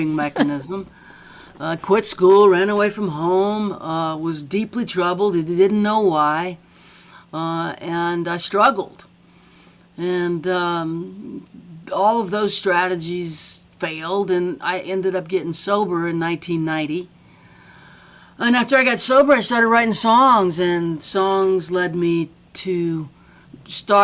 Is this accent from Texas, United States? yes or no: no; Baton Rouge, Louisiana, United States; moved away as an adult; also born or lived in New Orleans / Thibodaux; I'm Southern because of being born in New Orleans, raised in Baton Rouge